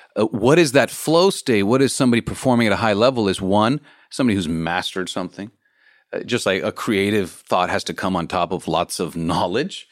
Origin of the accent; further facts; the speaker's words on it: Los Angeles, California, United States; I'm from the States and I'm from Los Angeles